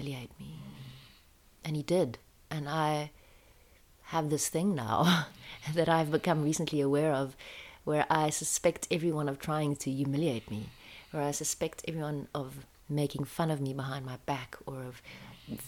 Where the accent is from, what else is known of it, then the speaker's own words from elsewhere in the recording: France; I was born in France a year later, South African kid to South African parents in this country